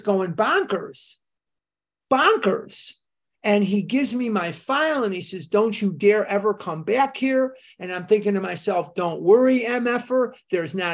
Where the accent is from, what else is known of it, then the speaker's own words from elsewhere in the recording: Chicago, Illinois, United States; moved away; I'm born and raised in Chicago, as you know, and I was still living there at this time